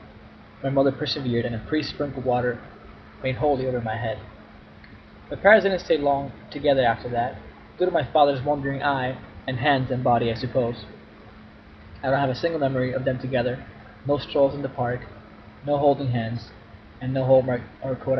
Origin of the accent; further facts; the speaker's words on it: Cuba; Growing up in Cuba, you either belonged to the Communist Party or the Catholic Church